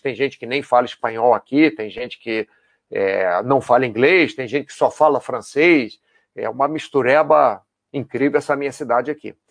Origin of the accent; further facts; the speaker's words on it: Brazil; also born or lived in United States / Catalonia, Spain; now in Spain; eu já passei nos dois países que eu morei por ser brasileiro